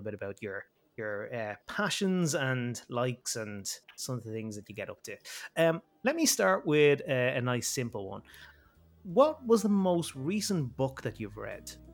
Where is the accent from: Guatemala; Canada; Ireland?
Ireland; I'm Irish.